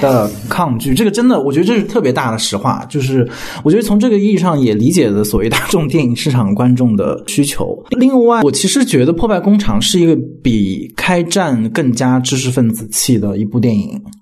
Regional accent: China; 我们中国人

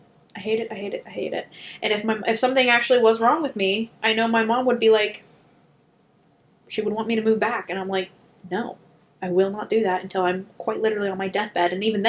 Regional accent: St. Clairsville, Ohio, United States; born or raised there; moved away

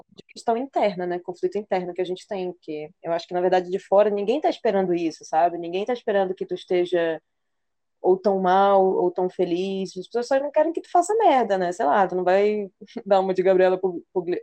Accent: Belém, Pará, Brazil; moved away as an adult; also born or lived in Porto; now in Maranhão, Brazil; eu também, belenense

